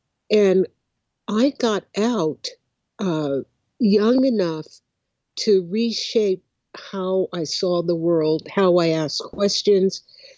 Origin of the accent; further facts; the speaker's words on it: Oakland, California, United States; I grew up in Oakland, California. I grew up in a left-leaning family. My parents were originally from Houston, Texas